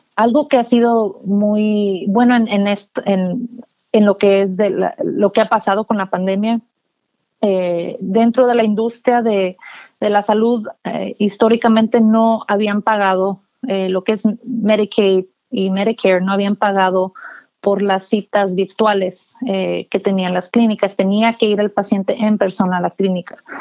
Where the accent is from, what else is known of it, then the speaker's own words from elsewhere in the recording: McAllen, Texas, United States; now in Austin, United States; yo crecí en el, en el Valle del Río Grande, en McAllen